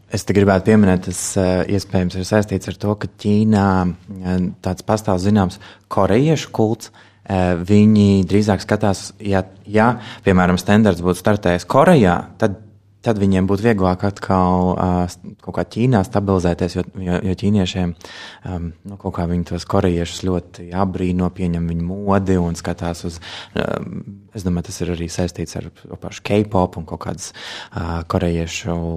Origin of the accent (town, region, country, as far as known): Latvia